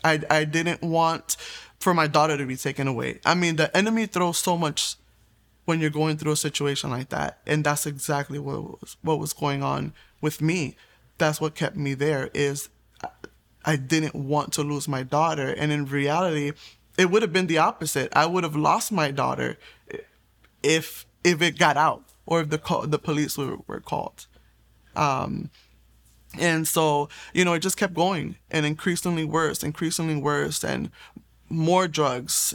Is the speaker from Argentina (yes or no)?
no; Puerto Rico; I was born in Puerto Rico